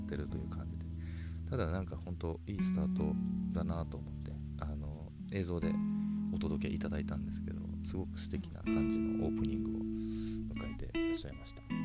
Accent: Hokkaido, Japan; moved away as an adult; now in Kyoto, Japan; 僕は北海道で生まれ育って、大学京都来て

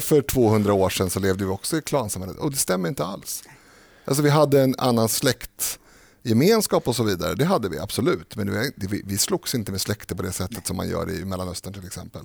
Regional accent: Stockholm, Stockholm County, Sweden; jag är född i Rinkeby

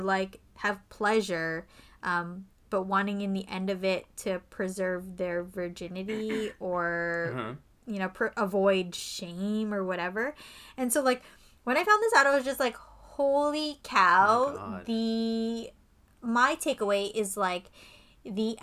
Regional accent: Canada; we're not American, we're from Canada

